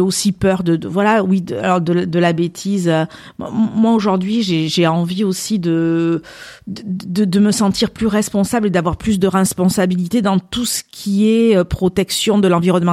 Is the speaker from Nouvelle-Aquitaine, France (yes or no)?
yes; Landes, Nouvelle-Aquitaine, France; j'ai grandi plus dans les Landes que dans le Pays Basque